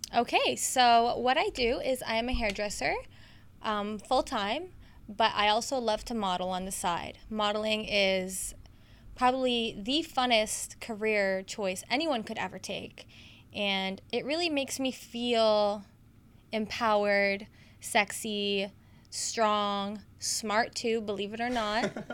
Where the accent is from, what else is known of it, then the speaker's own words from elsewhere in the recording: Canada; I was born here in Canada